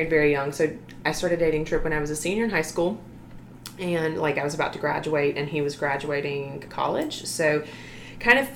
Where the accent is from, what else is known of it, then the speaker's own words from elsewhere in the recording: Opelika, Alabama, United States; moved away as an adult; now in Phenix City, United States; I grew up actually in Opelika. That's where I'm from. And I lived there for 22 years until I got married